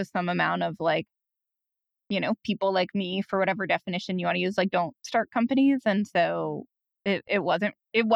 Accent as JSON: {"language": "English", "area": "Iowa City, Columbus, Ohio", "region": "Midwest", "country": "United States", "tie": "born or raised there", "said": "I grew up in Midwestern college towns, Iowa City, and then Columbus, Ohio."}